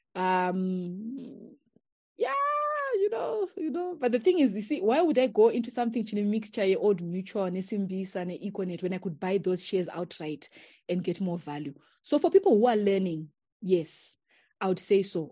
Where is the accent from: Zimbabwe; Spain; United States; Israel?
Zimbabwe; we come from Chakoa